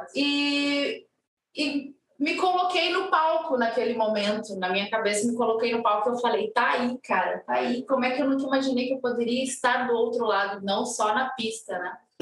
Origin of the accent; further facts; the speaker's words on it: Porto Alegre, Rio Grande do Sul, Brazil; now in Palhoça, Brazil; Eu sou gaúcha. É, o meu marido é de Santa Maria, eu sou de Porto Alegre